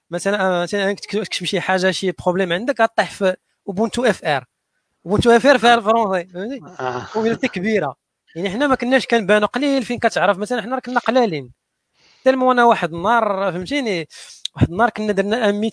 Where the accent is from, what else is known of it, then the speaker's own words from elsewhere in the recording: Morocco; حنا حنا مغاربه كمغاربه ما عندناش هذاك الكلمه